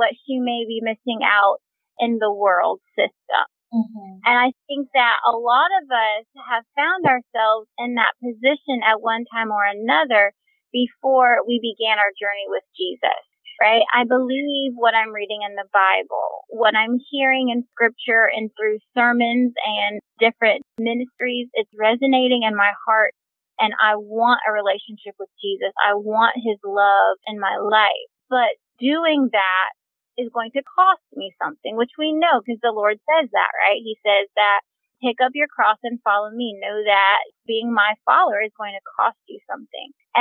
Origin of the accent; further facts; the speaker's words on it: Charlotte, North Carolina, United States; I am from Charlotte, North Carolina